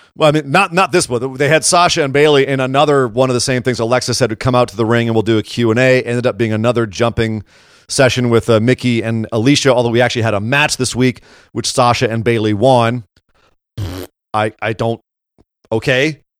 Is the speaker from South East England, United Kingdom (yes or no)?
no; Scotland, United Kingdom; I'm also Scottish.